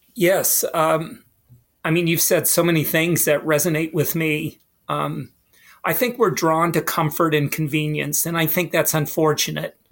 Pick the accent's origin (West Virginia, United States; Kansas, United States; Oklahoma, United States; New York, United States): West Virginia, United States; moved away as an adult; I went to a small school, small high school in West Virginia.